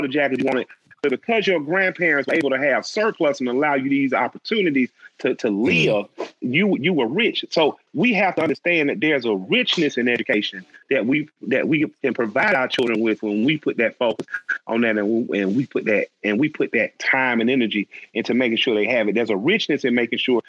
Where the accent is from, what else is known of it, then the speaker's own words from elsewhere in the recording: Atlanta, Georgia, United States; I grew up in Atlanta, a very special place on the West Side, where I got to go to the West End